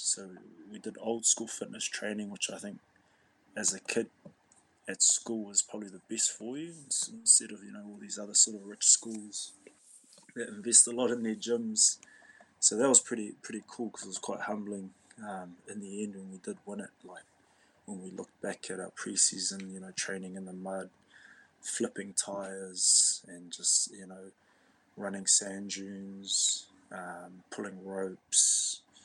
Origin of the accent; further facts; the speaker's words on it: Auckland, New Zealand; also born or lived in Tokoroa, Waikato, New Zealand; So I was born in a small town in South Waikato, Tokoroa or Tokoroa, and then I moved up to Auckland as a young fella. I went to Mount Albert Grammar School as a kid.